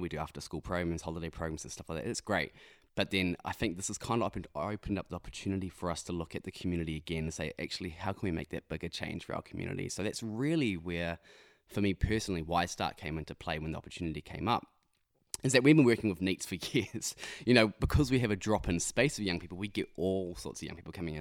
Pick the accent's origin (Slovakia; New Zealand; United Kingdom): New Zealand; Ruakaka, Northland; also born or lived in Whangarei; I grew up in Whangarei, just a little bit south of Whangarei, a place called, um, Ruakaka.